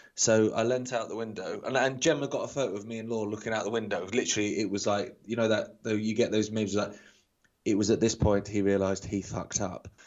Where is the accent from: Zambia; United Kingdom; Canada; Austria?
United Kingdom; England; being typically English